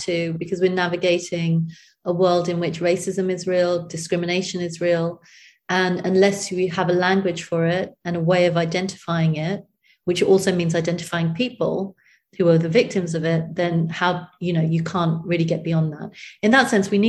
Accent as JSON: {"language": "English", "country": "United Kingdom", "tie": "born or raised there", "also_born_or_lived": "India", "said": "I was born in Britain"}